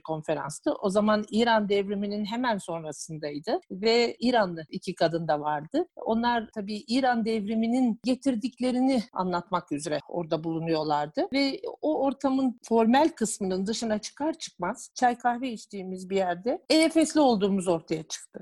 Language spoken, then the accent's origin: Turkish; Ankara, Turkey; also born or lived in Darien, Connecticut, United States; bütün eğitim hayatımın orta öğrenim e, kısmı TED Ankara Koleji'nde geçti.